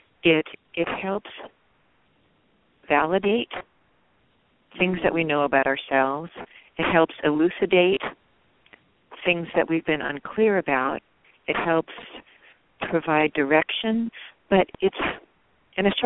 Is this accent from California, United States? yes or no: yes; the Bay Area, California, United States; now in Seattle, United States; I grew up in the Bay Area